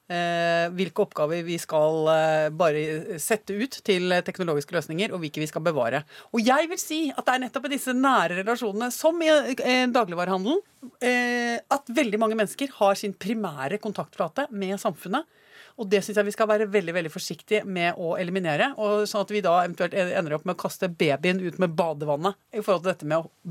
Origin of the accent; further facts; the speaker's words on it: Basel, Basel-Stadt, Switzerland; also born or lived in France; now in Norway; siden jeg ble født, i Basel i Sveits. Og eh, siden jeg også hadde det oppholdet mm, der bodde i Frankrike, da.